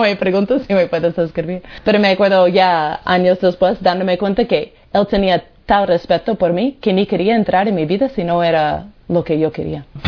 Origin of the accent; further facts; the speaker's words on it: United States; moved away; soy de Estados Unidos